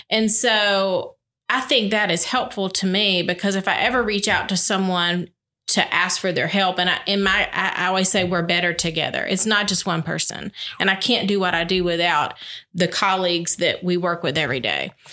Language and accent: English; Albany, Georgia, United States; I am from Albany